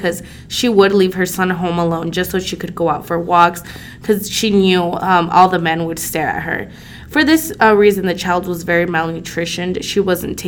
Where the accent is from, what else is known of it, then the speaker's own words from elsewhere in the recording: San Juan Opico, La Libertad, El Salvador; moved away; I grew up in San Juan Opico, El Salvador